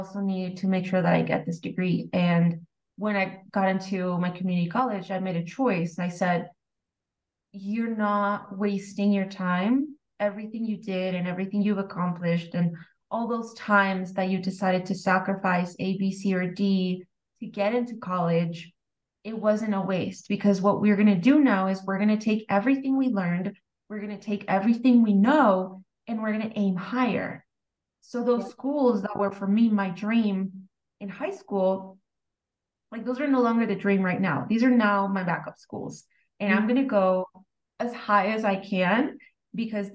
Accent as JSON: {"language": "English", "town": "San Diego", "region": "California", "country": "United States", "tie": "born or raised there", "said": "I grew up in San Diego."}